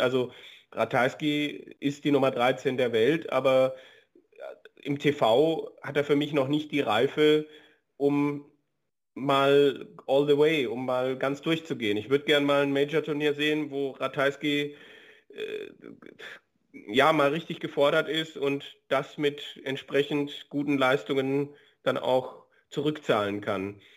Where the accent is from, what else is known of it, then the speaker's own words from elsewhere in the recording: Germany; bei uns in Deutschland